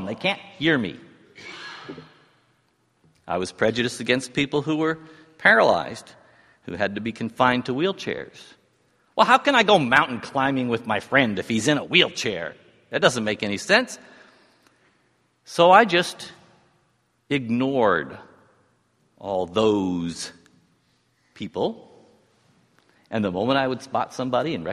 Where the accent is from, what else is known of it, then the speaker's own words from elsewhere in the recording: New York City, New York, United States; When I was growing up in New York City in the 1950s